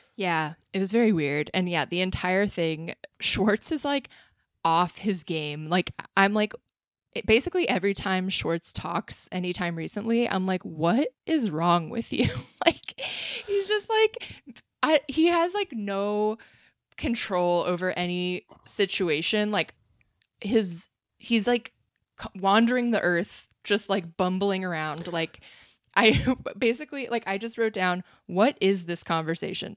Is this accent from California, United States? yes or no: yes; South Bay, California, United States; the South Bay, my home town, my home region.